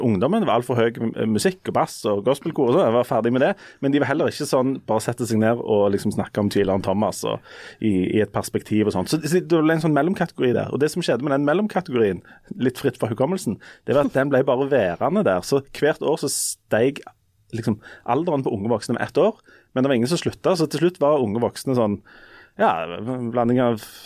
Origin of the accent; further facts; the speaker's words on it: Hommersåk, Rogaland, Norway; på bedehuset på Hommersåk, der jeg vokste opp